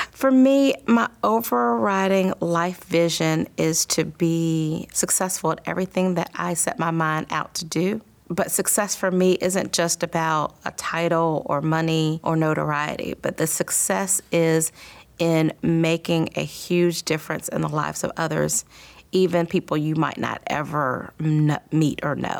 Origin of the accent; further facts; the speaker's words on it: Columbia, South Carolina, United States; growing up in Columbia was awesome.